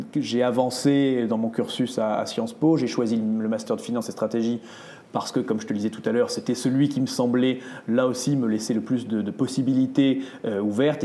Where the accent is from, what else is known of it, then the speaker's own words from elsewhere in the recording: Île d'Oléron, Charente-Maritime, Nouvelle-Aquitaine, France; now in Paris, France; je suis provincial, je viens de Charente-Maritime, tu vois, j'ai grandi dans l'île d'Oléron